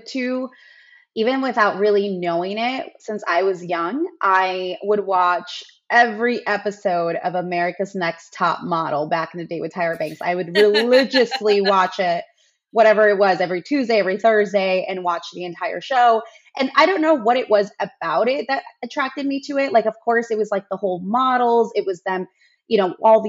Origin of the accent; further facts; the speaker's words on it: Chicago, Illinois, United States; I live in Chicago, born and raised